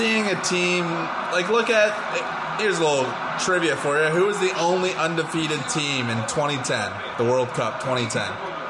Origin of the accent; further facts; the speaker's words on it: Brantford, Ontario, Canada; I'm from Brantford